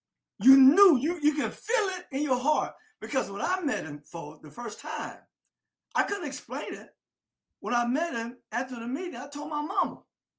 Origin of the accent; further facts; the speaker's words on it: South Florida, United States; I'm not just from Florida. I'm from South Florida.